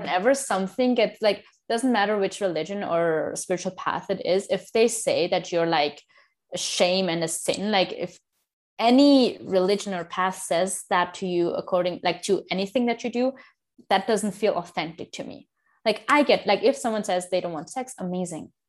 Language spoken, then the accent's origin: English; India; I am from India, both of my parents are 100% from India